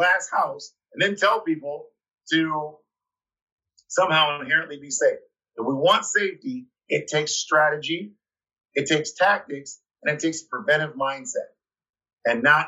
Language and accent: English; Ann Arbor, Michigan, United States; now in Detroit, United States; I'm from Ann Arbor, which is a college town. University of Michigan's there.